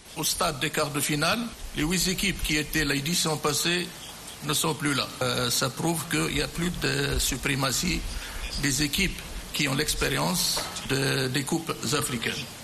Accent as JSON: {"language": "French", "country": "Guinea", "tie": "born or raised there", "also_born_or_lived": "Congo", "moved": "yes", "said": "la Guinée, euh, mon pays natal"}